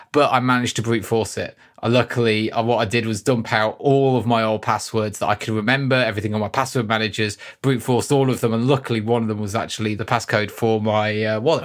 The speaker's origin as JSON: {"language": "English", "country": "United Kingdom", "said": "we're British"}